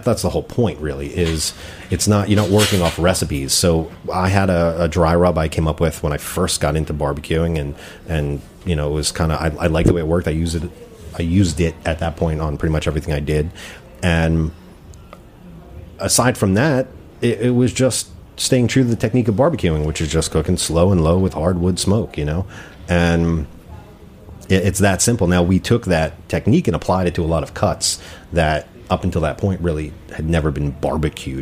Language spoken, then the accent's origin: English; New Jersey, United States; I'm from North Jersey, man. I'm not from Texas or Memphis